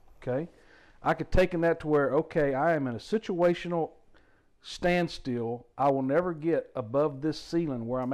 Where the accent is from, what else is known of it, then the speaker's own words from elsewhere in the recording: Louisiana, United States; I grew up in Louisiana